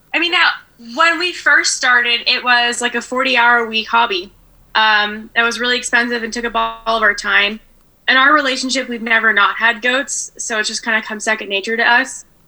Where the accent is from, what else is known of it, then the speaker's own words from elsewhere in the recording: Danville, California, United States; In the East Bay of the Bay Area